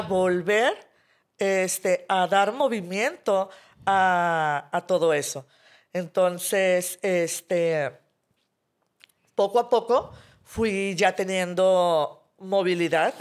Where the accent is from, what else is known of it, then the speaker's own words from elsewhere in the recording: Monterrey, Nuevo León, Mexico; soy de aquí de Monterrey